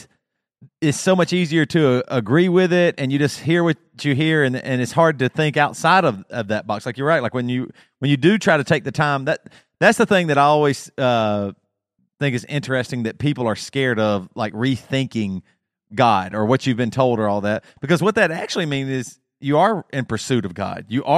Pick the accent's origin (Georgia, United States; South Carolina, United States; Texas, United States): South Carolina, United States; growing up in South Carolina